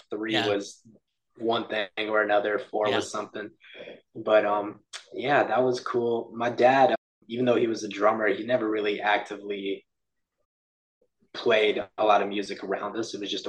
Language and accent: English; Texas, United States; also born or lived in Oklahoma City; I'm 24 right now. I grew up in Texas my whole life, but spent a couple years in Oklahoma City a few years back.